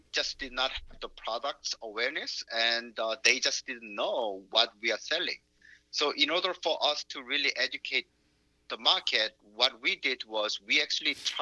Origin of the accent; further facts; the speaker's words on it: South Korea; moved away; I'm from South Korea